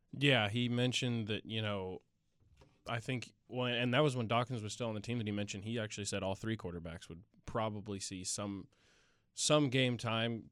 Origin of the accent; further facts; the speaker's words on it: West Lafayette, Indiana, United States; now in Bloomington, United States; I'm a junior from West Lafayette, Indiana, home of the Purdue Boilermakers